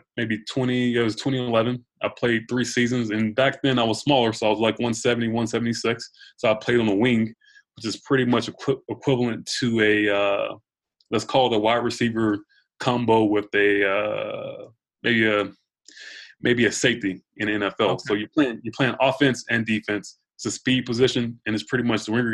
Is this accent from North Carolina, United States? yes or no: no; Georgia, United States; moved away as an adult; now in New York, United States; I'm from Georgia.